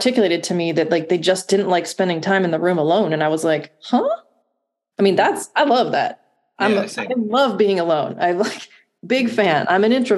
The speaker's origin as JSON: {"language": "English", "town": "Ashtabula", "region": "Ohio", "country": "United States", "tie": "born or raised there", "also_born_or_lived": "Oneonta, New York", "moved": "as an adult", "lives_now": "Columbus, United States", "said": "I grew up in Ashtabula, Ohio, which is northeast of Cleveland, about 50 minutes."}